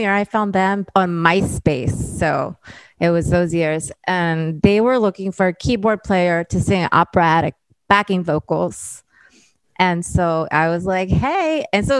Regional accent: New Jersey, United States; moved away as an adult; also born or lived in New York; now in Los Angeles, United States; I'm from South Jersey originally.

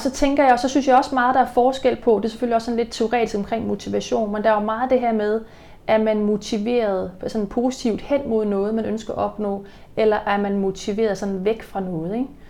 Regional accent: Denmark; moved away; i Jylland, der hvor jeg kommer fra, der bliver man sådan ikke skilt

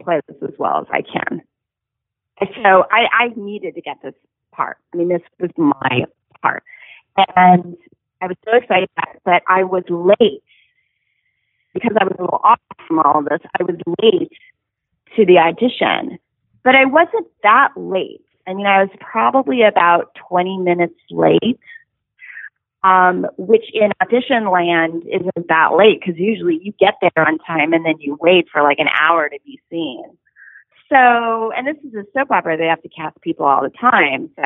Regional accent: Los Angeles, California, United States; also born or lived in Carson City, Nevada / Tucson, Arizona; I grew up in Studio City in North Hollywood

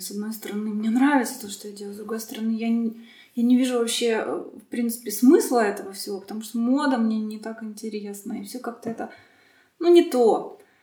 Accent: Sevastopol, Crimea, Ukraine; я родом из Крыма, потому что Крым большую роль играет вообще в моей жизни сейчас, и что-то там такое есть. Я вот из Севастополя

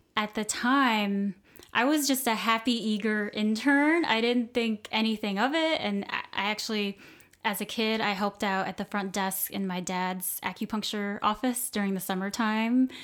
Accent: Cape Coral, Florida, United States; I'm from Southwest Florida, uh, from a small town called Cape Coral

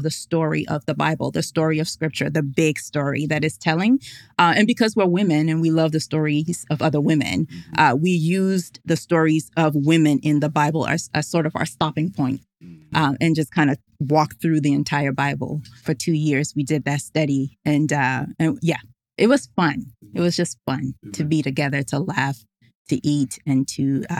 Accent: Ghana; English is a second language; So when I said tea and theology, I'm Ghanaian. So I was thinking hot tea, and they were like, "No, we want sweet tea."

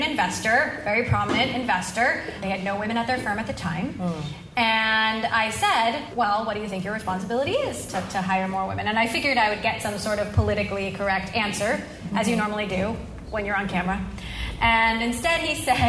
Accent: Hawaii, United States; moved away; I was raised in Hawaii

